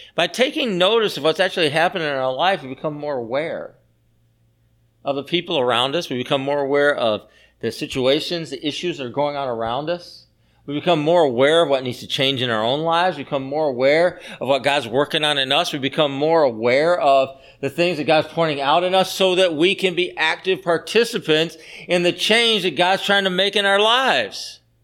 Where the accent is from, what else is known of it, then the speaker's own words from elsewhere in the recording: the South, United States; I grew up in the South, and so I have a hard time calling people by their first name